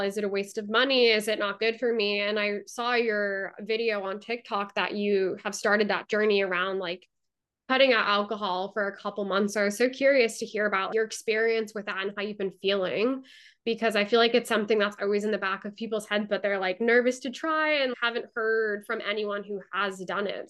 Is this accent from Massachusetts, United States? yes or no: yes; Massachusetts, United States; moved away; I'm from Massachusetts